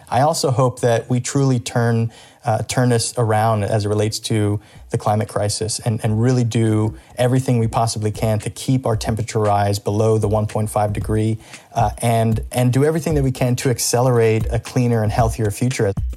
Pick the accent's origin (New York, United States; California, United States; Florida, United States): Florida, United States; Miami; now in Orlando, United States; when I was growing up in Miami, Florida, um, as a second generation Cuban American